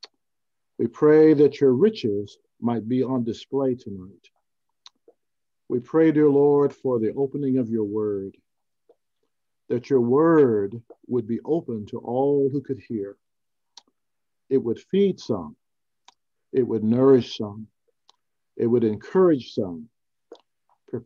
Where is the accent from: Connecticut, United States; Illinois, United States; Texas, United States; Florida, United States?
Texas, United States; Houston; also born or lived in Temple, Texas; we grew up in Houston, Texas, right near the University of Houston